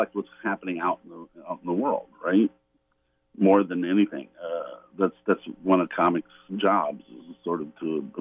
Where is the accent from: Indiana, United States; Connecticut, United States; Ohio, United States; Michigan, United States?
Indiana, United States; Indianapolis; I grew up in Indianapolis, which is the home of the Indy 500.